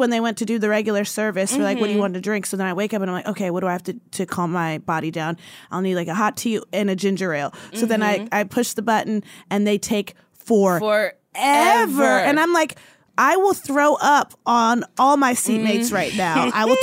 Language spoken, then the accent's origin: English; East Coast, United States; moved away; I'm from the East Coast and I used to go home all the time